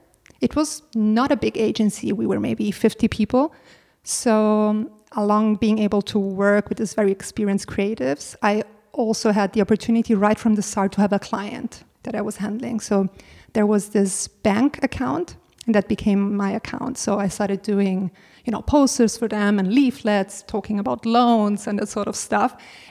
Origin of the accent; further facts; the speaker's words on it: Italy; moved away as an adult; now in Berlin, Germany; I was coming from Italy and I had no clue who all these German celebrities were.